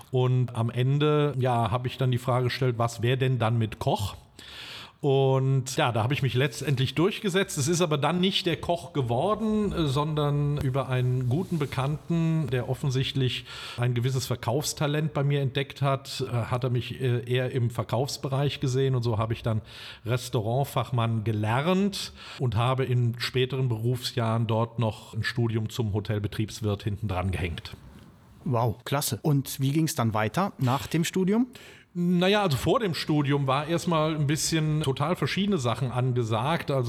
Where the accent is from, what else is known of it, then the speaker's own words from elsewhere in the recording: Bad Breisig, Rhineland-Palatinate, Germany; geboren bin ich tatsächlich in äh, direkter Nähe, nämlich in Remagen am Rhein, was aber dem Zustand geschuldet ist, dass Bad Breisig, wo wir damals wohnten, kein Krankenhaus hatte.